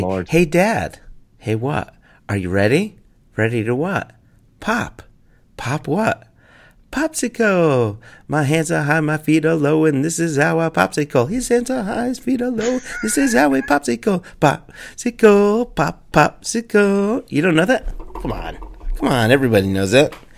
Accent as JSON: {"language": "English", "country": "United States", "said": "I have to talk to Americans as an American"}